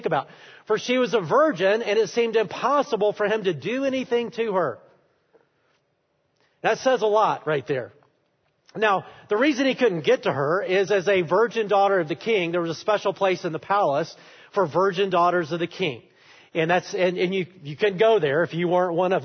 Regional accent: Alabama, United States; I am from Alabama. I love Alabama

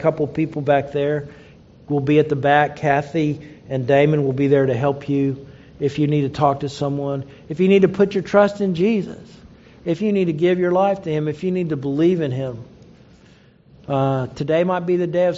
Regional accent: Oklahoma, United States; I grew up in Oklahoma

